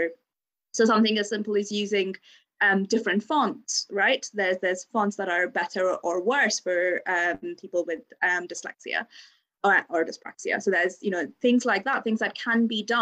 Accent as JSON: {"language": "English", "country": "India", "tie": "born or raised there", "moved": "as an adult", "lives_now": "Bristol, United Kingdom", "said": "I grew up in India"}